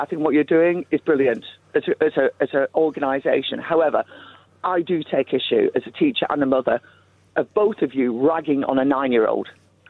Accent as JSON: {"language": "English", "town": "Chorley", "region": "North West England", "country": "United Kingdom", "said": "I came from Chorley, so yeah."}